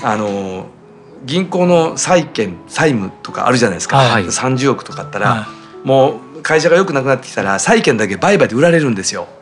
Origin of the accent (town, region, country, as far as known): Kobe, Hyogo, Japan; accent: Kansai-ben; moved away as an adult; now in Tokyo, Japan